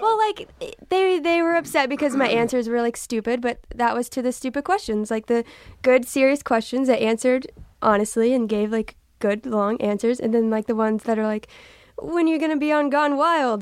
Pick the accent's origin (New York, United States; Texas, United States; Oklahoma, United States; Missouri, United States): Texas, United States; I'm from Texas